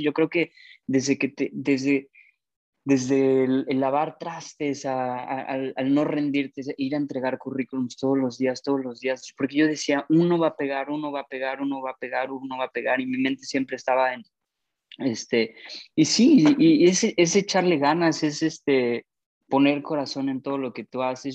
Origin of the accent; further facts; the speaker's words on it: Mexico; moved away as an adult; yo aprendí inglés en México y lo he mejorado mucho aquí, pero no es mi, no es mi primer idioma